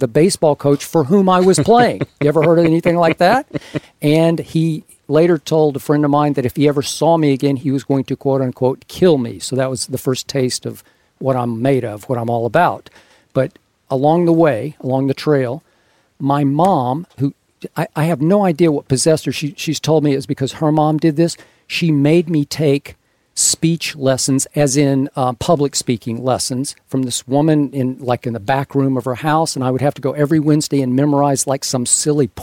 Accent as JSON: {"language": "English", "town": "Oklahoma City", "region": "Oklahoma", "country": "United States", "tie": "born or raised there", "also_born_or_lived": "Los Angeles", "moved": "yes", "said": "I grew up in Oklahoma City"}